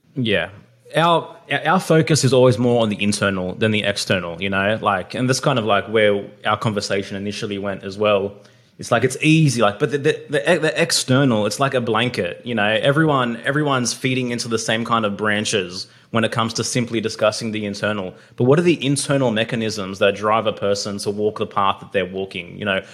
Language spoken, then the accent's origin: English; Australia; I was born in Australia